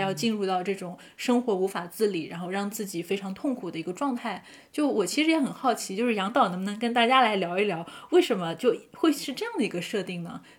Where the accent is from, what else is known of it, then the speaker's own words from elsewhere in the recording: Zhejiang, China; 我自己是浙江人